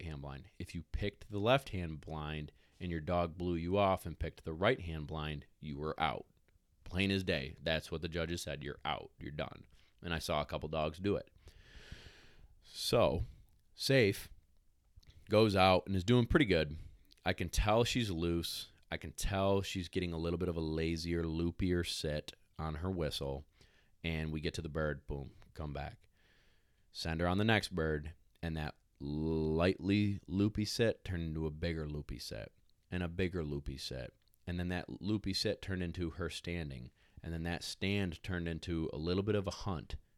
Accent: New York, United States; also born or lived in South Carolina; I'm from New York

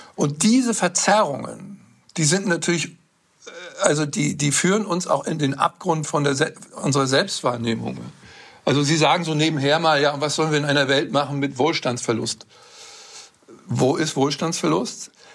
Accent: Northern Germany, Germany; Ich bin in Norddeutschland aufgewachsen

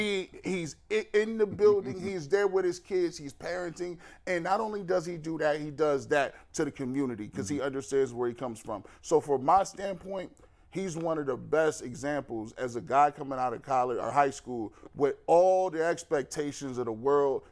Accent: Canton, Ohio, United States; now in Cleveland, United States; I'm from Canton

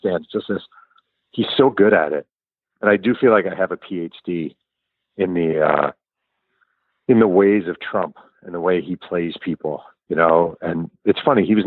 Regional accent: New York, United States; I'm a New Yorker

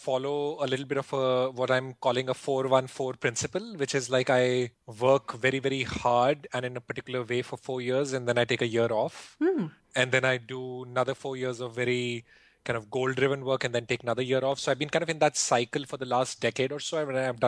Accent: India; I grew up in India

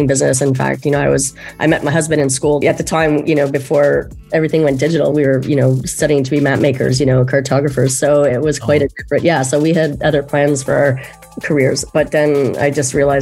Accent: Montreal, Quebec, Canada; also born or lived in Eastern Townships, Quebec; Originally from Montreal.

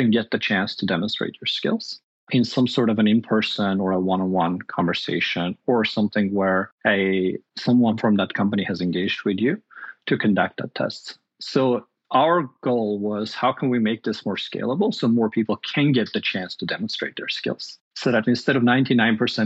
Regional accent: Armenia; now in United States; I grew up in Armenia, which is a small country in Eastern Europe

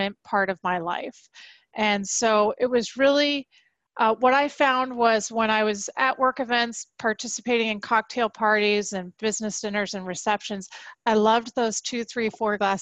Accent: San Diego, California, United States; I grew up in Southern California in San Diego

